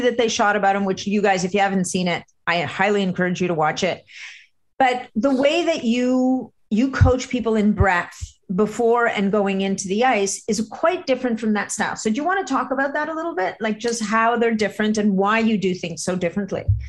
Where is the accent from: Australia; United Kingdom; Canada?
Canada; Montreal, Quebec; I grew up in Montreal where there's a brutal winter